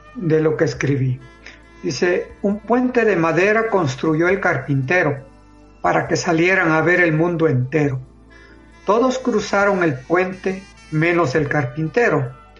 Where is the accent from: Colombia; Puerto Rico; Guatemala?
Guatemala; soy de Guatemala